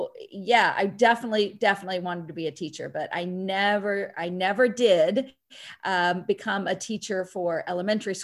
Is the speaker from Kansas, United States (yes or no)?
yes; Pittsburg, Kansas, United States; I grew up in Pittsburgh, Kansas